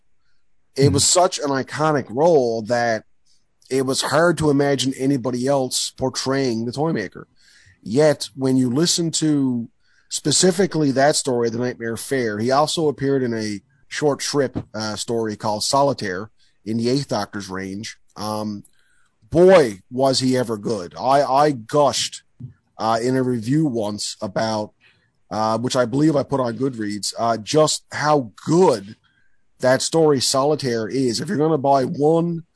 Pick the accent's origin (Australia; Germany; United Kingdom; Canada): Canada; Newfoundland and Labrador; also born or lived in Ontario; as you and I grew up here in Newfoundland